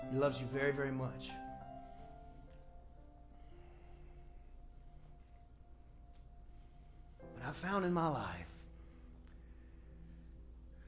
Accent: Texas, United States; we're from Texas

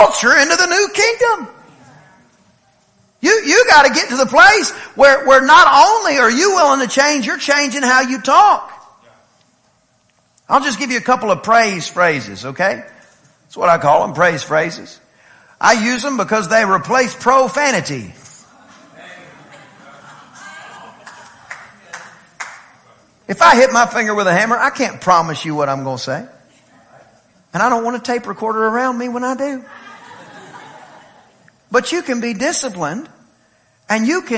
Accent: East Texas, United States; I am from East Texas

